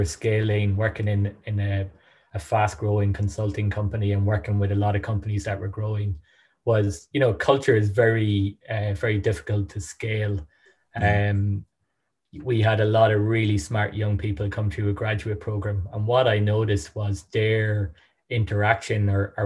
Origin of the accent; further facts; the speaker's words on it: Sligo, Connacht, Ireland; also born or lived in Dublin; Based out of Sligo, my hometown.